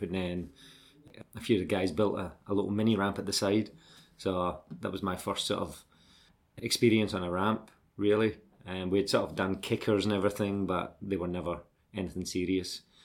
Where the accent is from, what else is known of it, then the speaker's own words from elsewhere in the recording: Glasgow, Scotland, United Kingdom; accent: Scottish; moved away as an adult; also born or lived in Dundee / Australia; I grew up in Glasgow, but we moved to Dundee in eighty-six